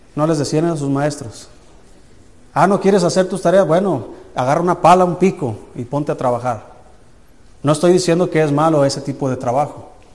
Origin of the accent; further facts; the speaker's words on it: Jalisco, Mexico; now in Anáhuac, Mexico; Allá donde yo soy en Jalisco